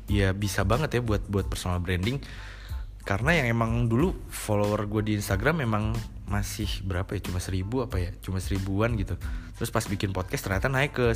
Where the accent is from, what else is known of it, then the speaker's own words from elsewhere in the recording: Cirebon, West Java, Indonesia; also born or lived in Bandung; Gue aslinya emang dari Cirebon. Cuma waktu hmm. dulu gue sempat kuliah di Bandung 4 tahun